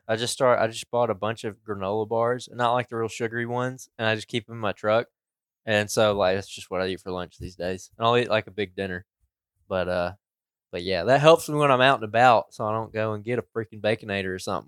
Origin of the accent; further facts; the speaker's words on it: Alabama, United States; we're from Alabama